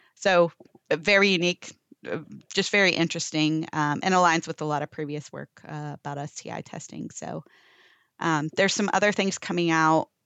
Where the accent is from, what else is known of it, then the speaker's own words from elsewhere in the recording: Florida, United States; moved away as an adult; now in Texas, United States; I am from Florida originally